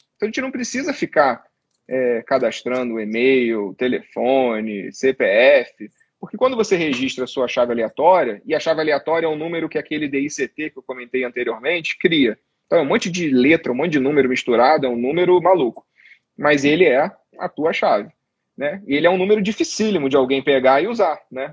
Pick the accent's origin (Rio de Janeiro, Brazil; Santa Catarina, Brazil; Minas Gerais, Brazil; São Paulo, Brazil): Rio de Janeiro, Brazil; eu sou carioca também